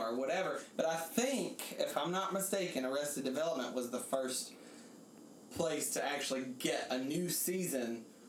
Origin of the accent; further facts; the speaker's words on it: Alabama, United States; now in New York, United States; I'm from Alabama